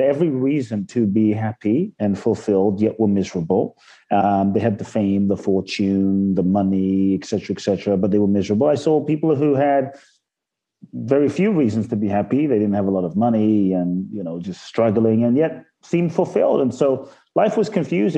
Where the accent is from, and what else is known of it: London, United Kingdom; born or raised there; also born or lived in Ghana